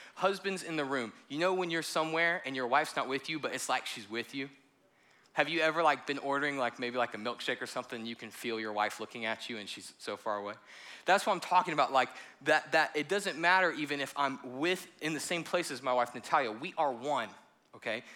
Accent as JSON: {"language": "English", "country": "United States", "also_born_or_lived": "South Carolina", "said": "I am American"}